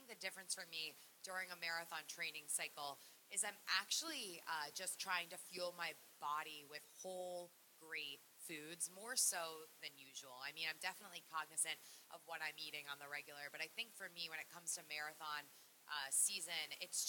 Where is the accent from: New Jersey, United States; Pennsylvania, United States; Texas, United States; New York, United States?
New York, United States; New York City; I'm a New Yorker